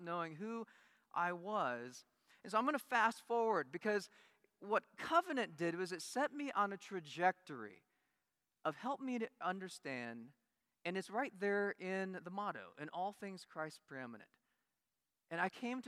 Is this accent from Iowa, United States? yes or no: yes; Iowa, United States; moved away as an adult; also born or lived in Korea; Grew up in Iowa